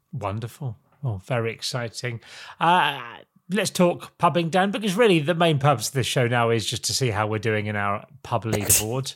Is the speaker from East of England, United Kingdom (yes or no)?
yes; Norwich, East of England, United Kingdom; I'm from Norwich in the big smoke